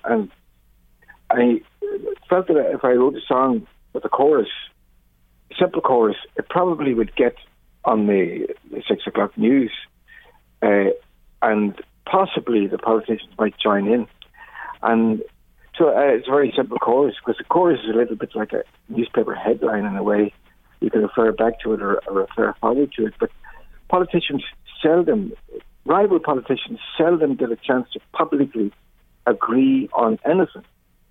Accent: Mayobridge, Northern Ireland, United Kingdom; I grew up in a small farmhouse in near Mayo Bridge in County Tyne

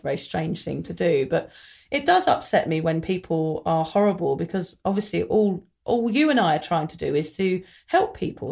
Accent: England, United Kingdom; when we were growing up in England in the mid nineties

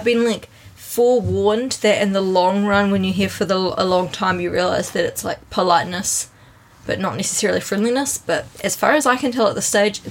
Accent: Christchurch, Canterbury, New Zealand; moved away as an adult; also born or lived in Auckland, New Zealand; now in Tokyo, Japan; we moved from Christchurch to Auckland to do our postgraduate studies

